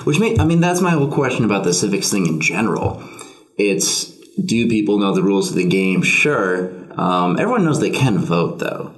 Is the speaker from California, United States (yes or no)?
no; Boston, Massachusetts, United States; I'm from Boston. Boston is a far superior city.